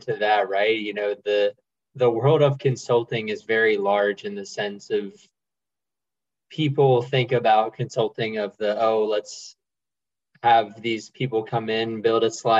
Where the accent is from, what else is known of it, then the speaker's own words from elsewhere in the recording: Augusta, Georgia, United States; moved away as an adult; also born or lived in Athens, Georgia / Atlanta, Georgia; now in New York, United States; I'm from Augusta, Georgia